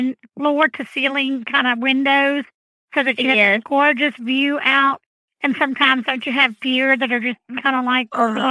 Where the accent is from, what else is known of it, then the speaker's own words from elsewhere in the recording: New Orleans, Louisiana, United States; growing up in New Orleans